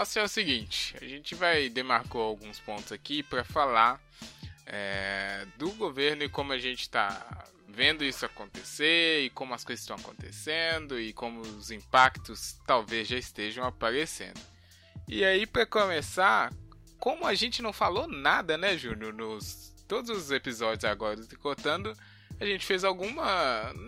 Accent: Brazil; a gente é brasileiro

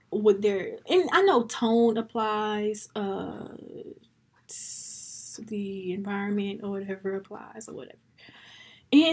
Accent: United States; as an American black woman

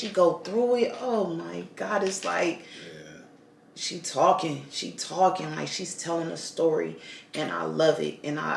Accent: Los Angeles, California, United States; we're both from Watts

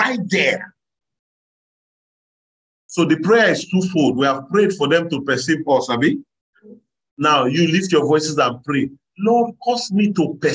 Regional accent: Nigeria; So if I was born in Nigeria

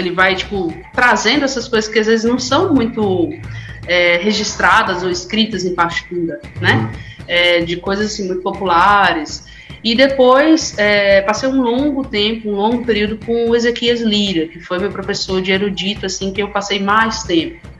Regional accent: Recife, Pernambuco, Brazil; moved away as an adult; eu sou natural de Recife. Faz, esse ano, faz exatamente 10 anos que eu saí de lá

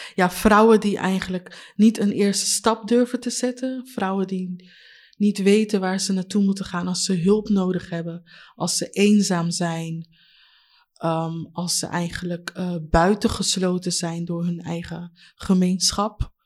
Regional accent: Leiden, South Holland, Netherlands; also born or lived in Katwijk; ik ben geboren hier in Leiden

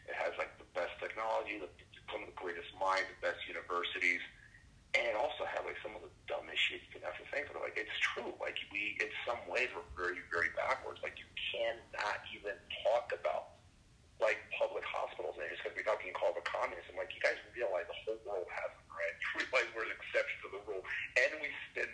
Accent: Brazil; now in United States; I grew up in Brazil

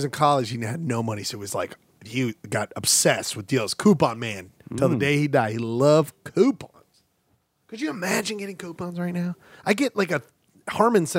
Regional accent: Utah, United States; we're from Utah.

